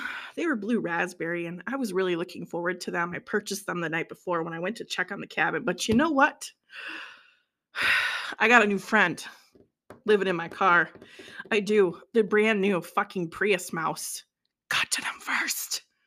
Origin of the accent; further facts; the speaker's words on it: Minnesota, United States; I'm from Minnesota